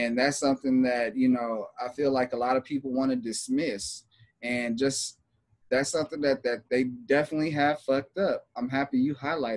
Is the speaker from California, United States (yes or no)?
yes; Los Angeles, California, United States; I'm from LA. It's just my family is hella influenced on me and that culture